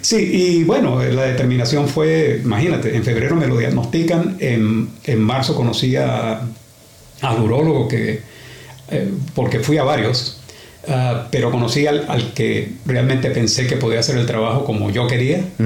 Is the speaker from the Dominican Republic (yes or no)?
no; Venezuela; now in Australia; venezolano, para empezar. Uh. Y llegué a Australia en 1986.